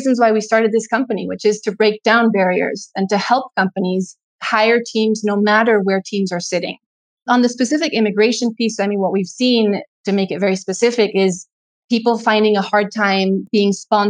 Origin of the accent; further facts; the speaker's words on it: Mexico; now in United States; We grew up in Mexico and kind of had an upbringing that was between Mexico and the US. We've spent more time in the US, but were born and raised in Mexico.